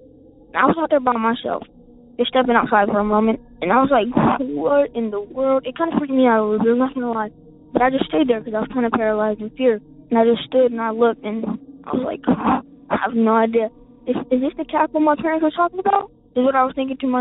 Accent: South Carolina, United States; I'm from South Carolina, and we live in a very small town

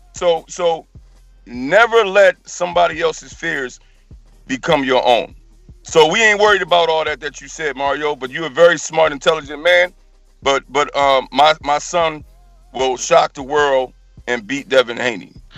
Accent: New Jersey, United States; now in North Carolina, United States; We're originally from Jersey, but we come all the way from North Carolina, me and my son

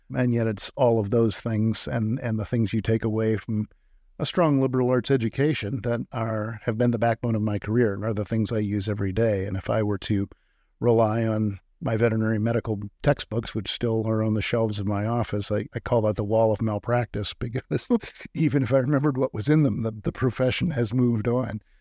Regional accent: Illinois, United States; moved away; also born or lived in Iowa; growing up in Illinois, you're constantly taught about Lincoln at virtually every age.

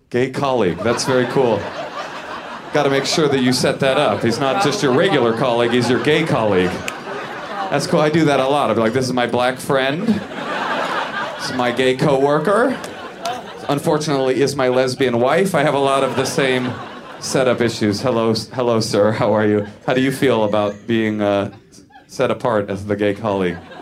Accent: San Francisco, California, United States; I grew up in the San Francisco area

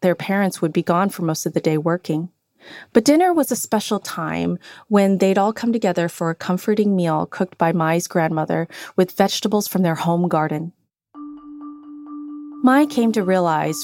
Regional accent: United States; an American-born child of Cambodian refugees

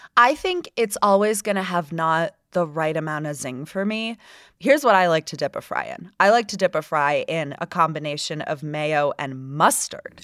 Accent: Florida, United States; now in Utah, United States; my home state of Florida

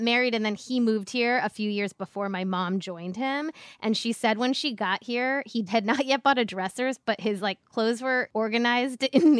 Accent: Cleveland, Ohio, United States; I'm from Cleveland, Ohio.

